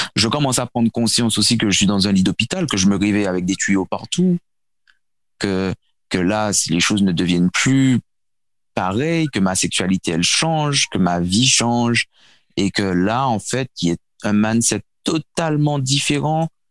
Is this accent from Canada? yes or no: no; Martinique; also born or lived in Seine-et-Marne, France; j'ai grandi aux Antilles, à la Martinique plus précisément